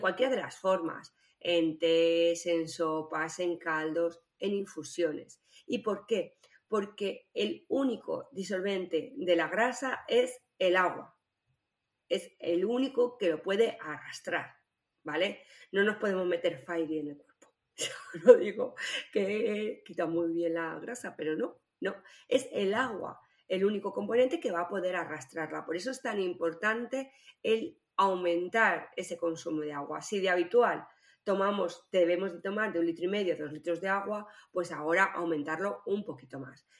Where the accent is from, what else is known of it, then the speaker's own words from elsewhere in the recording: Spain; lo que somos los españoles